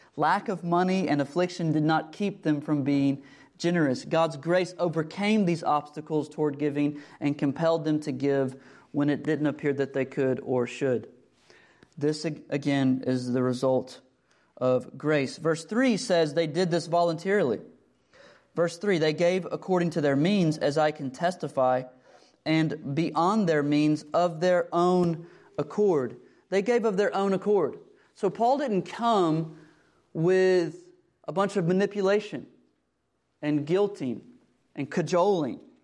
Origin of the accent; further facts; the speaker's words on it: United States; we, as American Christians